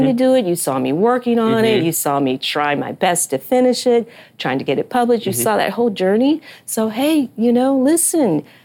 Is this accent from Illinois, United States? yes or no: no; Detroit, Michigan, United States; I grew up in Motown